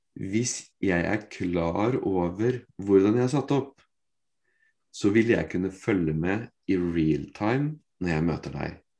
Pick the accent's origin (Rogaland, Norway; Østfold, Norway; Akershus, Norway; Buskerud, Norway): Østfold, Norway; Fredrikstad; Jeg er fra Fredrikstad